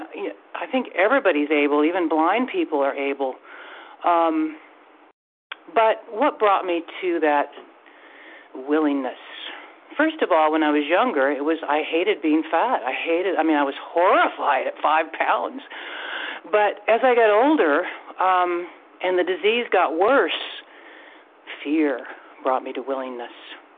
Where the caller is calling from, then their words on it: Washington, United States; State of Washington here.